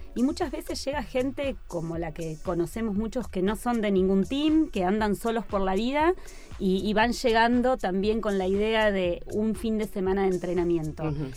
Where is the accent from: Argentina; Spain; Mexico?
Argentina; Buenos Aires; also born or lived in Tandil; yo soy de Buenos Aires y vivo en Buenos Aires